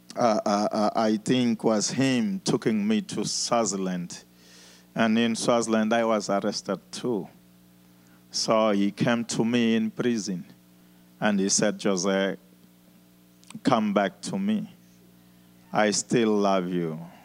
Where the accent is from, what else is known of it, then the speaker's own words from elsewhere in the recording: Mozambique; moved away as an adult; also born or lived in South Africa; I was born in Mozambique